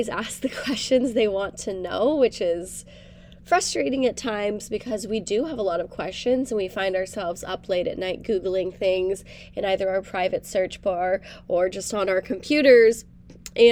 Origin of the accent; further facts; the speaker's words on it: Reno, Nevada, United States; now in Austin, United States; I am originally from Reno, Nevada, currently living in Austin, Texas.